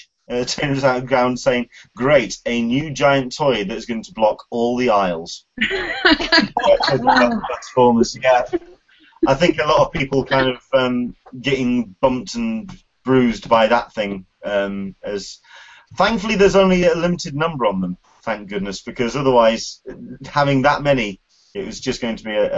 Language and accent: English; United Kingdom; Being a Brit